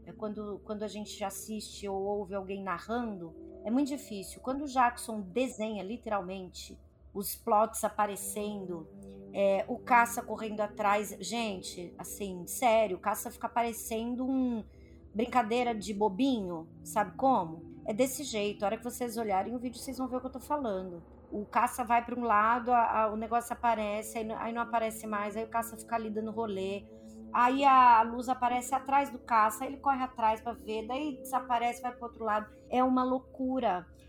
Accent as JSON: {"language": "Portuguese", "country": "Brazil", "said": "a gente é brasileiro"}